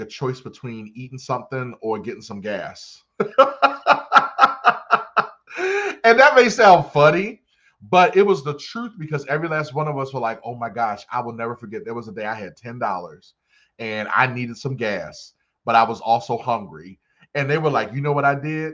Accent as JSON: {"language": "English", "town": "Randallstown", "region": "Maryland", "country": "United States", "tie": "born or raised there", "also_born_or_lived": "Baltimore", "said": "I'm from Baltimore. I grew up in Randallstown, Maryland."}